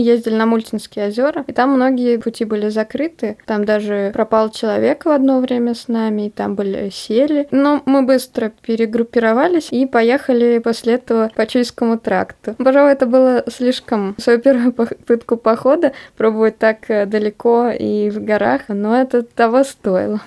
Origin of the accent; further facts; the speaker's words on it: Dubna, Moscow Oblast, Russia; Мы два программиста из замечательного города Наукограда Дубна.